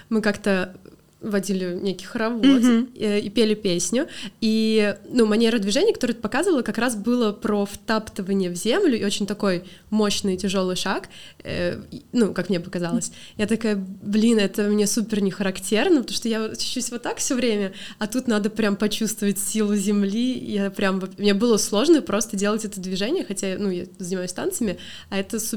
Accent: Pskov, Pskov Oblast, Russia; Я, я из Пскова.

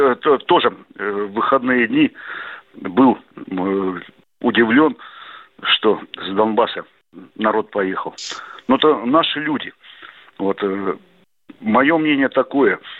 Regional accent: Novosibirsk, Novosibirsk Oblast, Russia; И я думаю, что вот даже до Сибири, до нашей Сибири, я из Новосибирска, вот везде фермеры примут вместо таджиков и узбеков эти семьи.

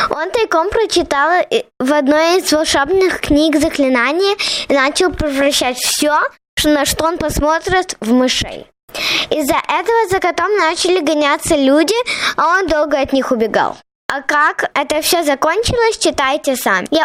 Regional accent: New York, United States; мне 7 лет. Я родилась и живу в Нью-Йорке. Я очень люблю читать книги на русском языке.

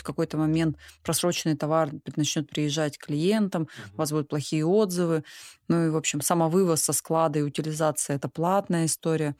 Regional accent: Altai Krai, Russia; Я сама из Алтая

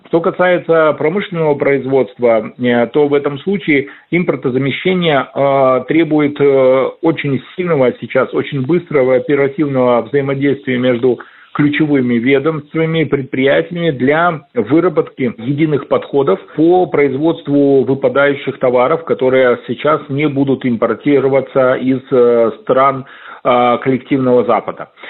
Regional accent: Belarus; Обувь э, у нас огромное предприятие модернизированные

